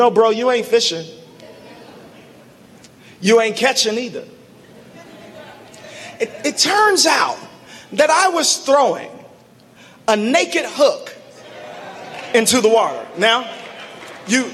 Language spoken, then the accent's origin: English; Chicago, Illinois, United States; I grew up in Morgan Park